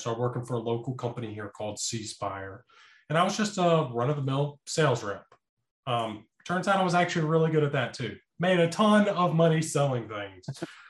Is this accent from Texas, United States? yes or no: yes; Texas, United States; also born or lived in Mississippi; So I am originally from Texas. My father was a military man himself, so we moved around a little bit. We eventually ended up landing in Mississippi